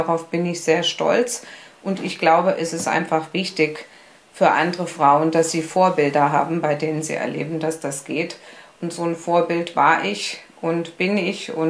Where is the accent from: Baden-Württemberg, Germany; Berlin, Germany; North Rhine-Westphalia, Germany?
Berlin, Germany; Ähm, ich bin ja gebürtige Berlinerin und ich war damals in Berlin äh, Krankengymnastin.